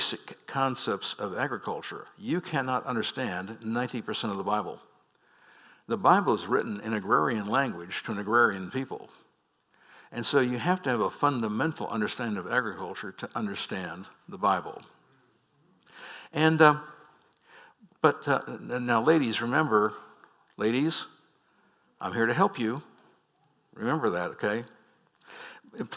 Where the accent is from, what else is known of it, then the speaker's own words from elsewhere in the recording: San Francisco, California, United States; I was born in San Francisco